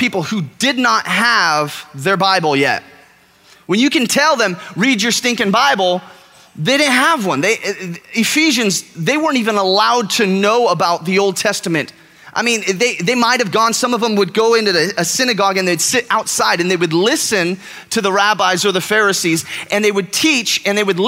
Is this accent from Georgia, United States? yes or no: no; California, United States; moved away as an adult; now in Texas, United States; I am from California. I shouldn't probably admit that to a group of Texans, but I am from California. I've lived here for a year and a half now.